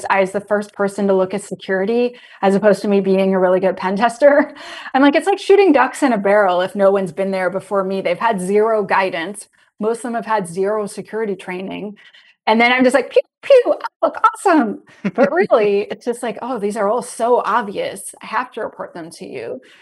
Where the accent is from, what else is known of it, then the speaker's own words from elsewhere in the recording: Canada; I'm Canadian.